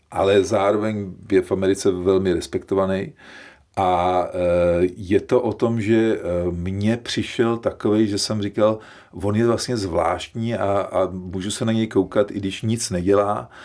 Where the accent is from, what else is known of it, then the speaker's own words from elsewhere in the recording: Czechia; že jsme Češi